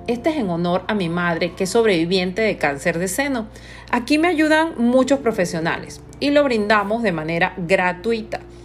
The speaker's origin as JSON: {"language": "Spanish", "country": "Panama", "said": "Soy de Panamá"}